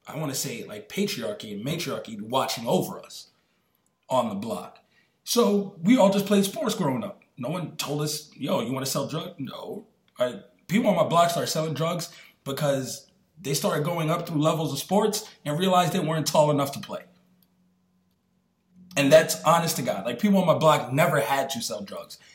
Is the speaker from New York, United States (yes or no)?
yes; New York, United States; where I grew up in New York, like on my block